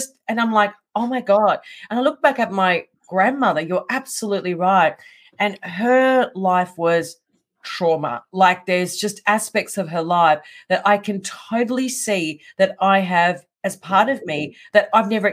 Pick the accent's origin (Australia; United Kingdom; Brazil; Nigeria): Australia; Melbourne, Victoria; I'm born and raised in Melbourne.